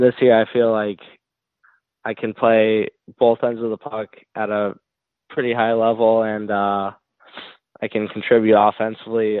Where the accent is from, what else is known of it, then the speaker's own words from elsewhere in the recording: North Barrington, Illinois, United States; I'm from North Barrington, Illinois. I played almost all my youth hockey there